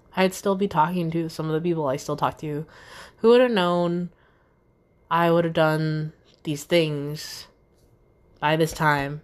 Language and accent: English; Newport News / Hampton, Virginia, United States; I'm still here in Newport News and or Hampton